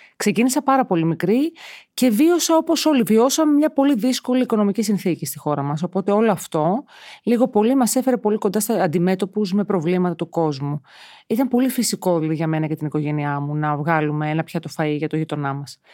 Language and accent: Greek; Piraeus, Attica, Greece; Μεγάλωσα στον Πειραιά στα Μανιάτικα